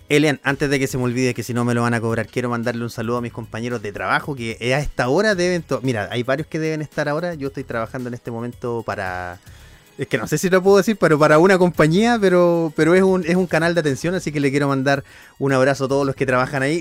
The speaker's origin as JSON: {"language": "Spanish", "town": "Coelemu", "region": "Ñuble", "country": "Chile", "said": "yo soy de Coelemo"}